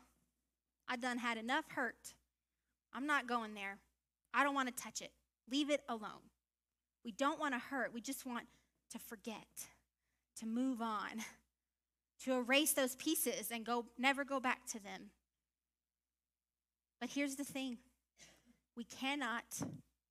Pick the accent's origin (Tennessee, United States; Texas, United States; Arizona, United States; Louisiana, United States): Louisiana, United States; I'm from Louisiana, y'all, so I think about swamps. I'm not that kind of Louisiana girl, but I am a Louisiana girl.